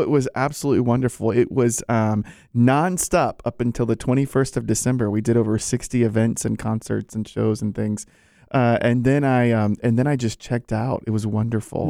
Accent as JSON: {"language": "English", "region": "Virginia", "country": "United States", "said": "I'm from Virginia"}